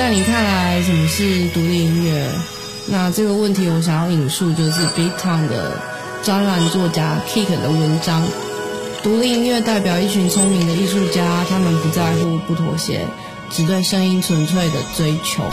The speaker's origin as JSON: {"language": "Chinese", "region": "Kaohsiung", "country": "Taiwan", "said": "我是来自台湾的高雄。高雄是一个很热情，天气也很热的地方"}